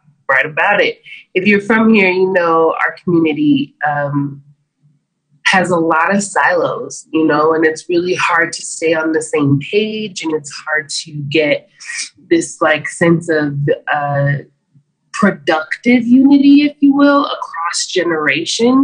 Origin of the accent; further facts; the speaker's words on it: Albuquerque, New Mexico, United States; I am from Albuquerque, New Mexico